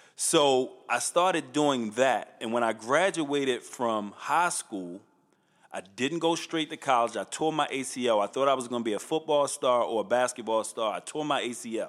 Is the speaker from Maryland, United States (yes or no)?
yes; Baltimore, Maryland, United States; I grew up in Northeast on Tivoli and Chilton